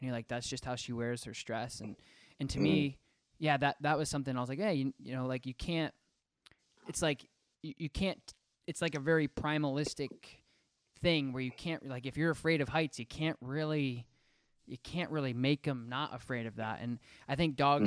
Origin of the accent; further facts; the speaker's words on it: Colorado, United States; I was born in Colorado.